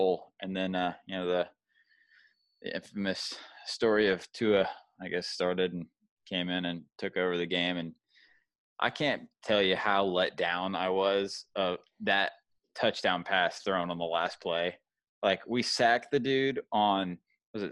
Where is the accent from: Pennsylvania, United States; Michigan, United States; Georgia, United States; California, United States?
Georgia, United States; I'm from Georgia, so that's, you know, Georgia sports is not a fun place to grow up being a sports fan.